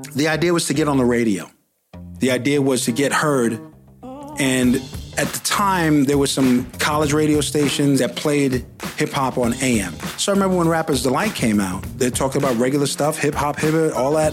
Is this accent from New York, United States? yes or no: yes; New York, United States; moved away as an adult; also born or lived in Los Angeles; I'm from New York, I learned how to rhyme in New York